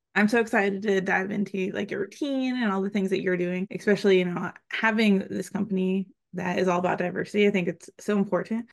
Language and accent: English; Pennsylvania, United States; now in Texas, United States; I'm also from Pennsylvania